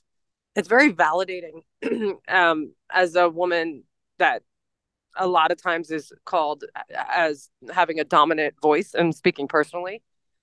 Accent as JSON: {"language": "English", "town": "Philadelphia", "region": "Pennsylvania", "country": "United States", "moved": "yes", "said": "I'm from Philadelphia."}